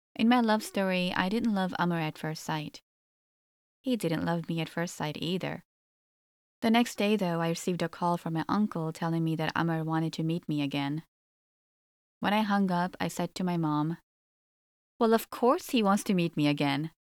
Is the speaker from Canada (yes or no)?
yes; Toronto, Ontario, Canada; also born or lived in Egypt; I was born and raised in Canada